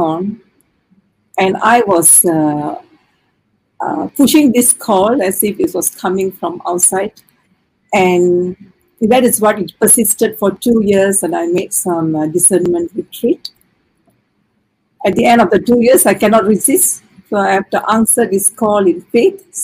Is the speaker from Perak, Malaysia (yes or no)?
yes; Taiping, Perak, Malaysia; I am from Taiping. I was educated in a convent school, born and brought up there.